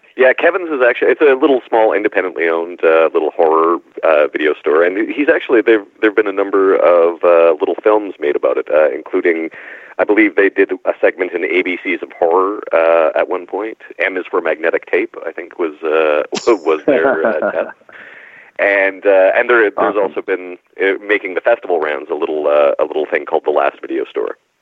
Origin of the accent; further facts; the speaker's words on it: Canada; I grew up in Canada